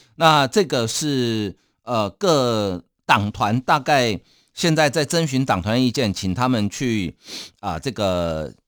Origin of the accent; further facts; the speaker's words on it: Taiwan; 我们台湾人